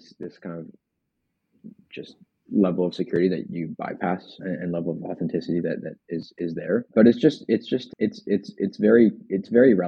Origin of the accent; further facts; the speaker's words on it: Ohio, United States; I'm from Ohio